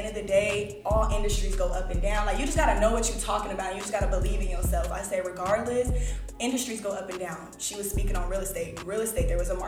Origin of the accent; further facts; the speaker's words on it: Los Angeles, California, United States; Los Angeles, California. Born and raised? Born and raised. Cali girl, L.A.